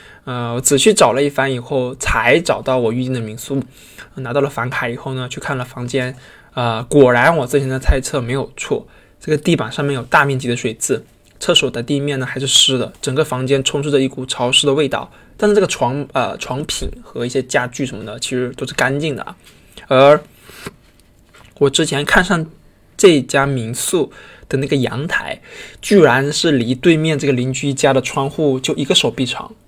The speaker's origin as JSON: {"language": "Chinese", "region": "Hainan", "country": "China", "tie": "born or raised there", "moved": "yes", "lives_now": "Beijing, China", "said": "是从小生活在一个海边城市，"}